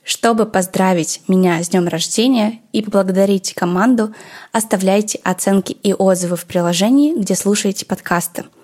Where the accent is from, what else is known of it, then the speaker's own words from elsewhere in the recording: Yekaterinburg, Sverdlovsk Oblast, Russia; …, как и я, из Екатеринбурга. Поэтому я решила поговорить с ней о городе нашего детства.